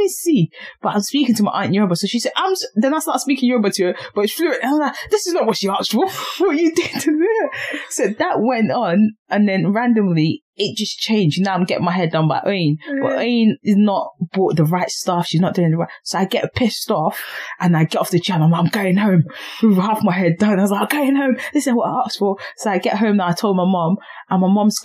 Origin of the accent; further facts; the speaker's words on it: London, United Kingdom; near my house in Thamesmead.